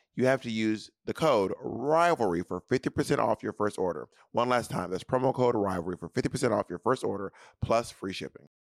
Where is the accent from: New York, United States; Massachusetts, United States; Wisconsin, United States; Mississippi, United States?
Mississippi, United States; I'm from Mississippi